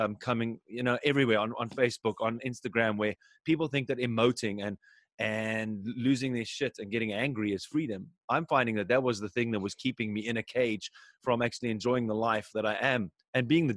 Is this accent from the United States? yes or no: no; South Africa; now in Germany; I actually used to go on my grandmother's farm when I grew up in South Africa.